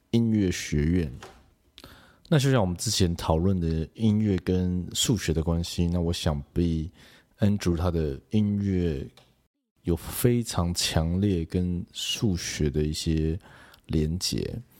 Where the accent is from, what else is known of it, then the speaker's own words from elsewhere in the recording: Kaohsiung, Taiwan; 其实我也是高雄人